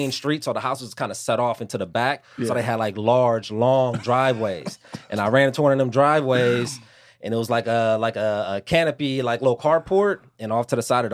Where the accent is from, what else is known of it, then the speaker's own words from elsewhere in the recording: Pittsburg, California, United States; also born or lived in San Francisco / Antioch, California; This is in Pittsburgh, Antioch. So I lived in Pittsburgh